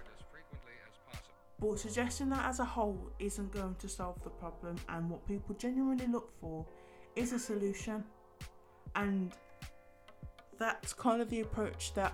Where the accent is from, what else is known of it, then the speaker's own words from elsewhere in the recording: United Kingdom; as British people